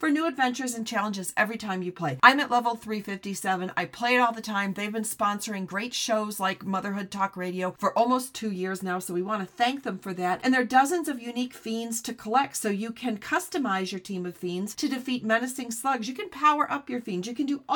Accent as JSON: {"language": "English", "region": "New York", "country": "United States", "said": "I'm a New Yorker."}